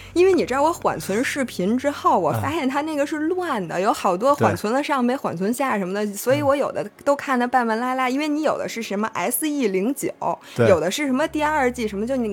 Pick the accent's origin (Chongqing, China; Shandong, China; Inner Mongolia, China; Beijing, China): Beijing, China; 我是西城区的。